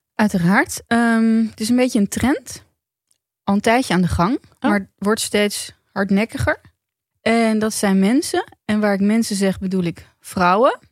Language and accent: Dutch; Netherlands; als Nederlander